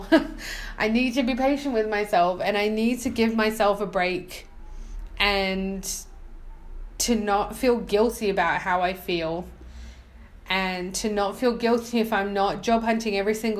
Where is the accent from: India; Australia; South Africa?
Australia; moved away; As an Australian, I used to speak really fast, but I think now, I don't know, coming here, nobody understood a word I was saying, so now I'm speaking very slow